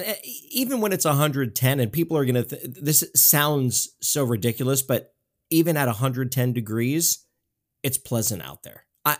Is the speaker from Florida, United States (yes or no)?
yes; South Florida, United States; I was born and raised in South Florida. I lived there for 19 years and I didn't know any different.